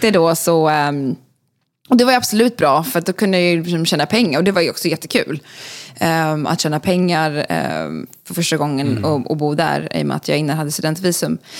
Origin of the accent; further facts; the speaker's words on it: Stockholm, Stockholm County, Sweden; moved away as an adult; also born or lived in Skåne; now in Los Angeles, United States; jag är född i Stockholm, eh, bodde där tills jag var femton, eh, på Gärdet i Östermalm